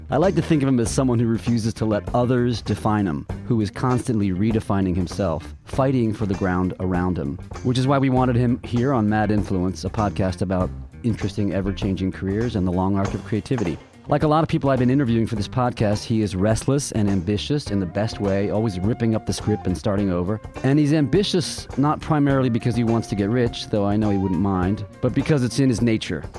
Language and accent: English; Toronto, Ontario, Canada; Toronto, my hometown